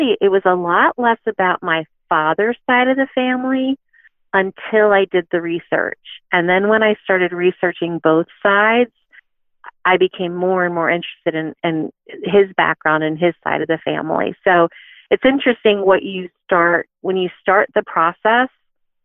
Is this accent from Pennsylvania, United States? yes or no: yes; Philadelphia, Pennsylvania, United States; I grew up in Philadelphia